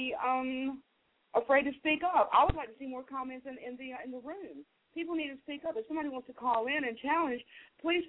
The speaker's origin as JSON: {"language": "English", "country": "United States", "said": "as an American"}